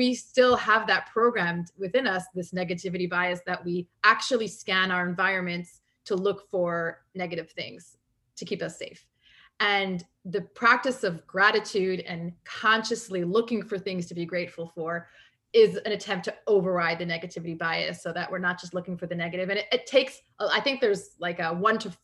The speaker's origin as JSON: {"language": "English", "country": "Canada", "tie": "born or raised there", "said": "I grew up in Canada"}